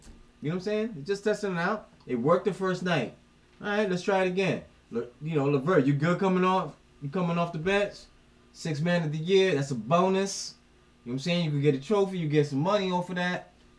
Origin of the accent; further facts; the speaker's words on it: New Jersey, United States; Sloppy Brooklyn is nice. I'm from Jersey.